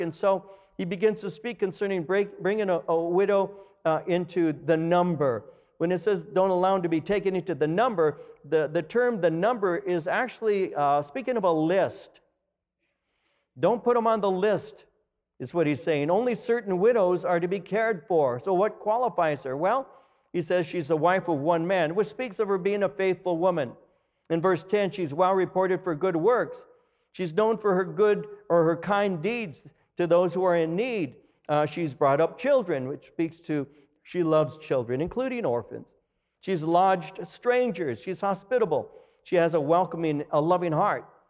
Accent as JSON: {"language": "English", "area": "Los Angeles County", "region": "California", "country": "United States", "also_born_or_lived": "Norwalk, California", "lives_now": "Chino, United States", "said": "I came from L A County."}